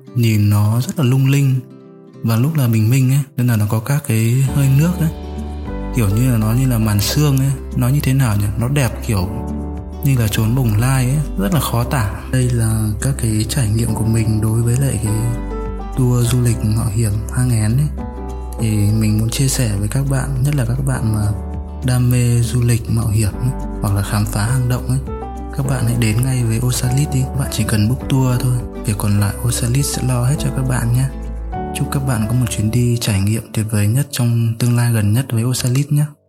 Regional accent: Hanoi, Vietnam; Mình đến từ Hà Nội.

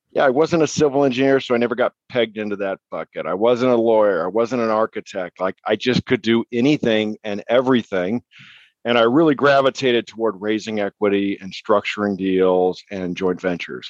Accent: New Mexico, United States; moved away as an adult; also born or lived in Arizona / San Diego; I was born and raised in New Mexico

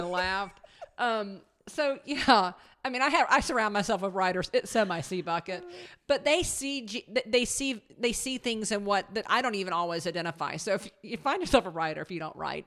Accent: the South, United States; we're from the South

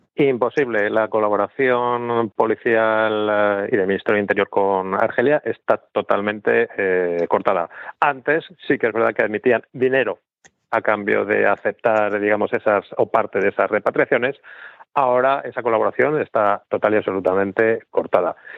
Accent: Spain; nuestro país

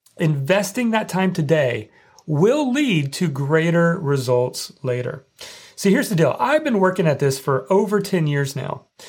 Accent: Indiana, United States; growing up in Indiana

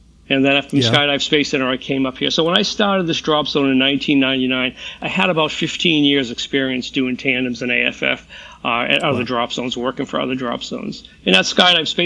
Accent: New England, United States; I'm from the New England area.

